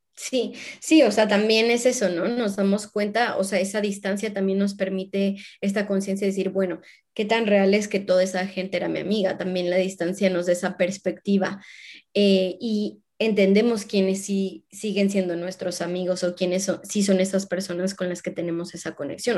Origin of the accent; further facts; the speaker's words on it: Mexico; moved away; yo me veo jubilándome en mi país, en México